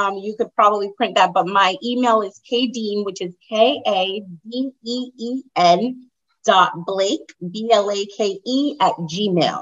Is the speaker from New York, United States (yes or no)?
yes; New York, United States; moved away as an adult; now in Danbury, United States; I'm in Connecticut. I actually just moved to Danbury, Connecticut about 2.5 years ago. So I'm from New York